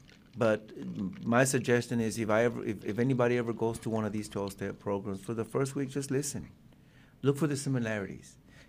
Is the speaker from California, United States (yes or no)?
no; Springdale, Arkansas, United States; in Springdale, because I'm from Springdale.